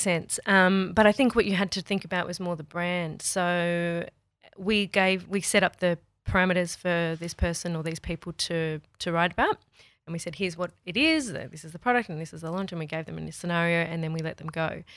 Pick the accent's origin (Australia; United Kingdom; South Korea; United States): Australia; we're Aussie